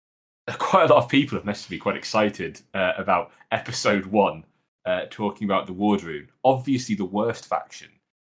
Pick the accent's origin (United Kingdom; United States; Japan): United Kingdom; being British.